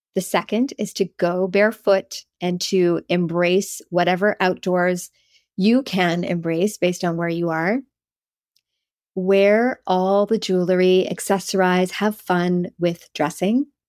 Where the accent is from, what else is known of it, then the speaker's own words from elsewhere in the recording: East Coast of Canada, Canada; moved away; I grew up on the East Coast of Canada